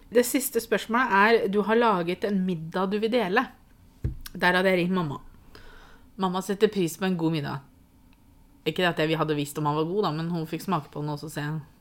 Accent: Norway

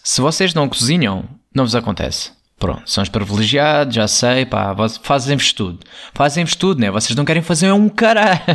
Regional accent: Alentejo, Portugal; eu sou muito alentejano

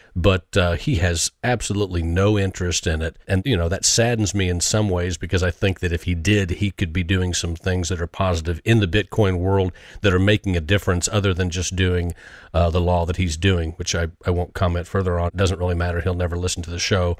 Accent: United States; I am an American

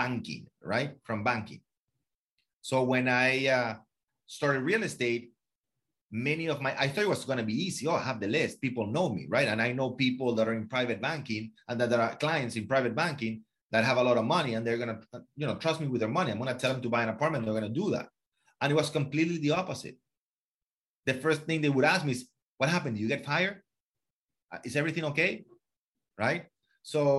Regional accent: Venezuela; now in Miami, United States; I'm a man from Venezuela. You know, 22, 23 years old. You know, I graduated from college. You know, I'm a man from Venezuela in Miami

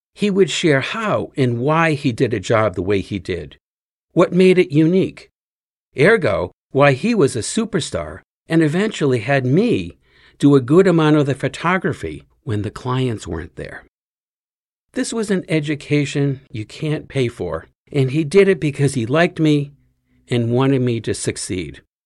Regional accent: Fall River, Massachusetts, United States; grew up in Fall River, just a little ways west of Cape Cod

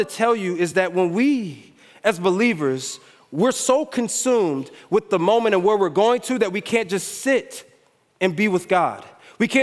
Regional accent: United States; I'm American

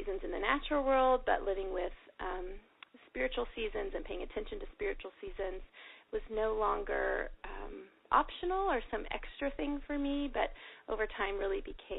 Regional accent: Texas, United States; moved away as an adult; also born or lived in Virginia; I grew up in Texas

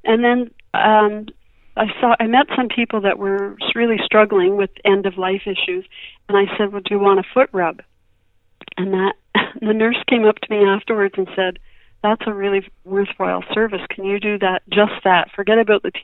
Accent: Montreal, Quebec, Canada; moved away as an adult; now in Victoria, Canada; I grew up in Montreal and spent my first 20 years there, and then I moved to Victoria

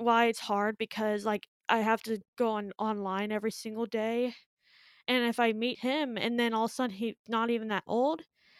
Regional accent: Portland, Oregon, United States; also born or lived in Washington; I was born in Washington, raised in Portland

